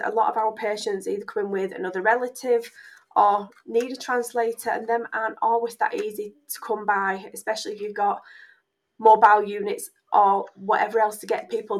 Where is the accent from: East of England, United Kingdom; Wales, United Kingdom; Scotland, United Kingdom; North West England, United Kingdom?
North West England, United Kingdom; Oldham; also born or lived in Yorkshire; being born and bred in Oldham